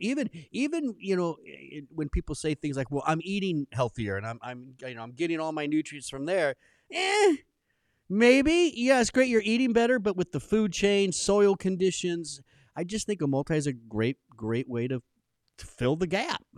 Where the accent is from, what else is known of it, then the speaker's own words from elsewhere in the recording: Southern California, United States; I grew up in Southern California